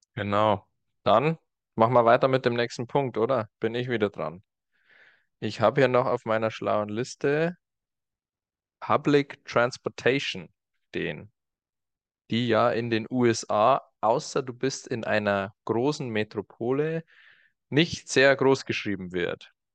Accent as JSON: {"language": "German", "country": "Germany", "tie": "born or raised there", "also_born_or_lived": "United States", "moved": "as an adult", "said": "bei mir in meiner Jugend in Deutschland"}